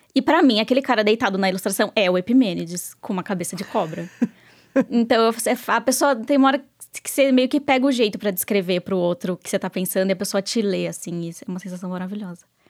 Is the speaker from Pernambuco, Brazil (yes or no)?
no; Sorocaba, São Paulo, Brazil; diretamente de Sorocaba, minha terrinha